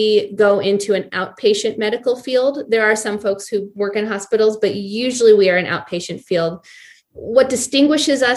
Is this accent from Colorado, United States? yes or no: yes; Boulder, Colorado, United States; also born or lived in Seattle / Anchorage; I'm from Boulder. I grew up here in Colorado